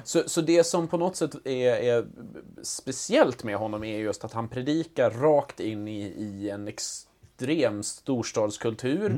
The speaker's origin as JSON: {"language": "Swedish", "area": "outside Ludvika", "region": "Dalarna County", "country": "Sweden", "tie": "born or raised there", "moved": "yes", "said": "jag är ju inte född och uppvuxen i Ludvika, men mm. utanför"}